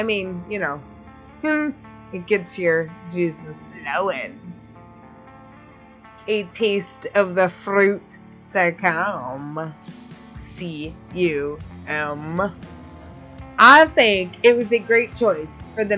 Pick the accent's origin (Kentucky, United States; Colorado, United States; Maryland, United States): Kentucky, United States; Louisville; my hometown of Louisville